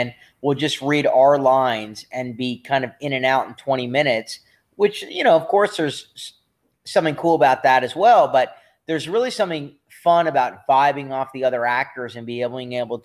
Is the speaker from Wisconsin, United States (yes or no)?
no; Los Angeles, California, United States; born or raised there